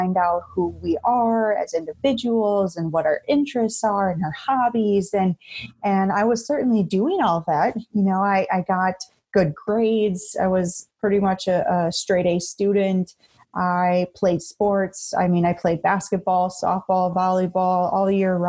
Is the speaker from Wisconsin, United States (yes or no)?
yes; Beaver Dam, Wisconsin, United States; I come from a small rural town in Wisconsin. I was born and raised in Beaver Dam.